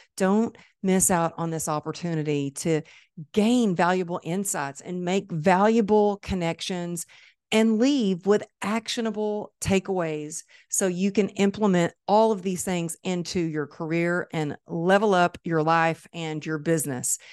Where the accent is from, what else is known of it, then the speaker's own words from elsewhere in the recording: Dallas, Texas, United States; Dallas. It's my hometown